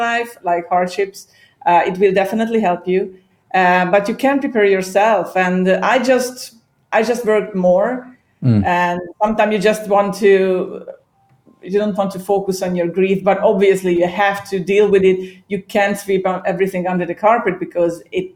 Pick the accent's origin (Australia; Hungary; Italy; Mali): Hungary; English is a second language; also born or lived in Ireland; now in Cyprus; I was born and raised in Hungary. I originally from Hungary